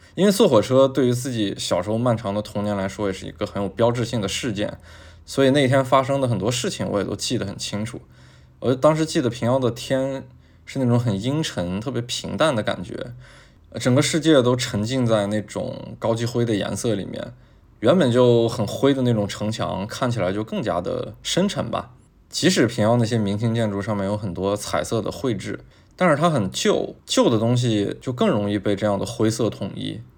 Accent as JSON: {"language": "Chinese", "town": "Taiyuan", "region": "Shanxi", "country": "China", "tie": "born or raised there", "also_born_or_lived": "Beijing", "moved": "yes", "said": "我从小呢是在山西省的太原市长大的，而且我们家就在银子大街的边儿上"}